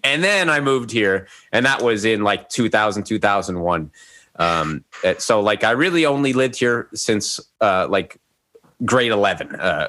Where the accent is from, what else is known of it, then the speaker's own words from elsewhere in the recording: Calgary, Alberta, Canada; born there; also born or lived in Castlegar; I was born in Calgary.